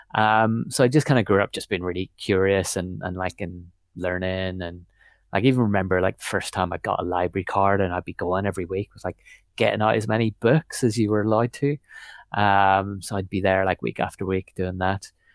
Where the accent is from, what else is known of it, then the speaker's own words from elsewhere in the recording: Northern Ireland, United Kingdom; moved away as an adult; also born or lived in Belfast; I was born in Belfast, pretty much, um, but lived out in the countryside a little bit in Northern Ireland, um, till I was about eighteen